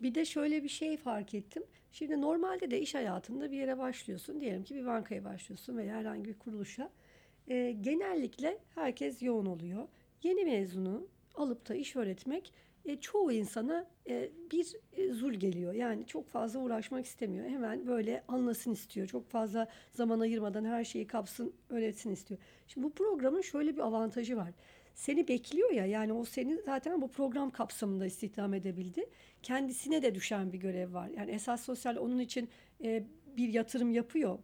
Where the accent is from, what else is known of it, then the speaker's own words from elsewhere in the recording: Istanbul, Turkey; biz tabii İstanbul'da büyüdük.